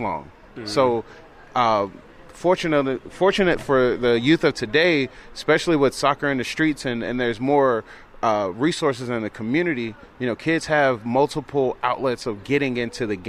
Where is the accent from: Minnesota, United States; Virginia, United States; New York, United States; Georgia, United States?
Georgia, United States; Atlanta; I grew up in East Point. I grew up in South Atlanta, Southwest Atlanta, Southeast Atlanta